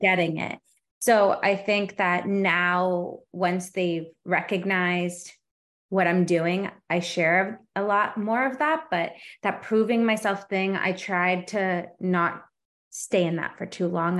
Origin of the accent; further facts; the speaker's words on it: Canada; I'm Canadian too